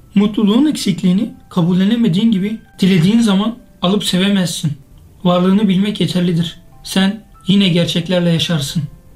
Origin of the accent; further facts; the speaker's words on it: Kızıltepe, Mardin, Turkey; moved away; Kızıltepe'nin yolunu tuttum. Ne de olsa doğup büyüdüğüm şehirde